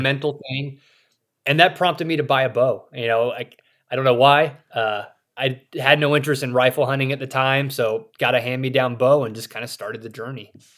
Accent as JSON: {"language": "English", "region": "South Carolina", "country": "United States", "tie": "born or raised there", "also_born_or_lived": "Saudi Arabia / Russia", "moved": "as an adult", "lives_now": "Idaho, United States", "said": "I grew up in South Carolina, a rural area"}